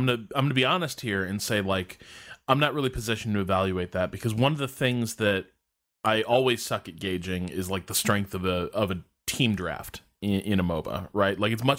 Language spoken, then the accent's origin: English; Chicago, Illinois, United States; we're both from Chicago